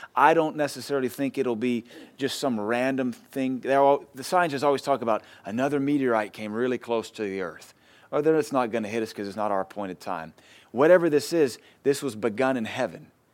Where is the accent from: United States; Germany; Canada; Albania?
United States; us as Americans